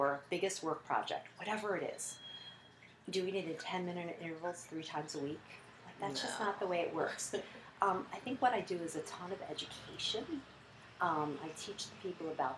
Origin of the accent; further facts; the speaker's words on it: United States; we're all American